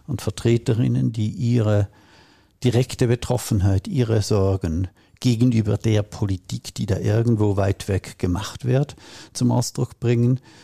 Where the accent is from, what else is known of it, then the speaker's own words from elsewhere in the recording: Switzerland; ich komme aus der Schweiz